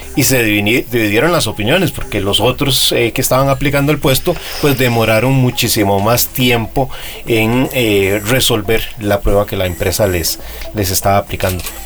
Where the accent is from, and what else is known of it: Costa Rica